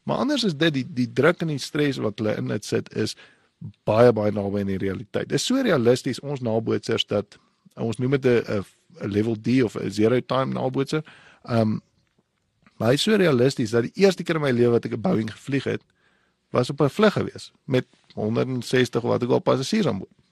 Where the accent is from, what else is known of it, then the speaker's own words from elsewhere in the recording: Windhoek, Khomas, Namibia; also born or lived in Gobabis; Ek ek is gebore in in Windhoek en ek kom van Namibia af